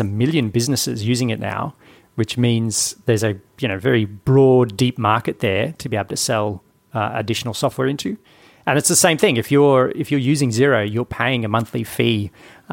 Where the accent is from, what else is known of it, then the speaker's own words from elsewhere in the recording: Brisbane, Queensland, Australia; Brisbane, my hometown.